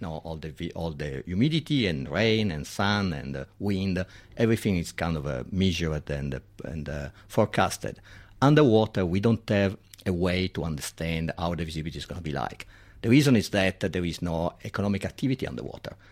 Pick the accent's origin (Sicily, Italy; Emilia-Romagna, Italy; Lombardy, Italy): Lombardy, Italy; Milan; accent: Italian; English is a second language; moved away as an adult; now in Sydney, Australia; I'm from Milan, so it's far away.